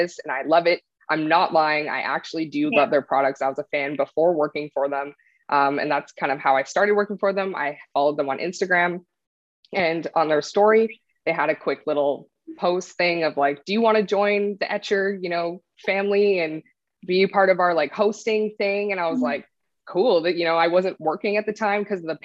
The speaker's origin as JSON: {"language": "English", "country": "Canada", "said": "I'm a Canadian artist."}